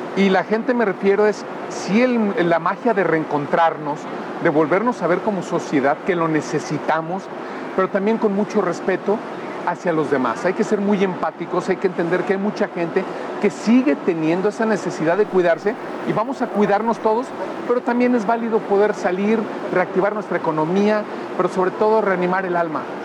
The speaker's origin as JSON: {"language": "Spanish", "town": "León", "region": "Guanajuato", "country": "Mexico", "said": "yo soy leonés"}